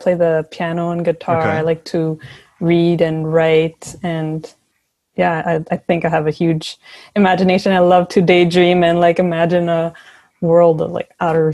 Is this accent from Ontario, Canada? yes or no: no; Montreal, Quebec, Canada; I was born and raised in Montreal